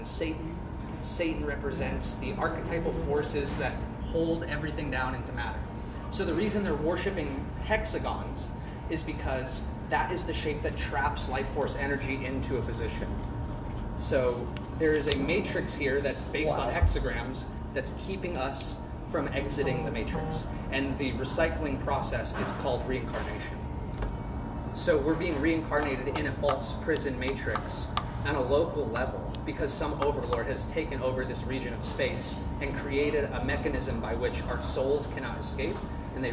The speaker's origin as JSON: {"language": "English", "town": "Los Angeles", "region": "California", "country": "United States", "moved": "as an adult", "lives_now": "Kansas City, United States", "said": "I'm from Los Angeles."}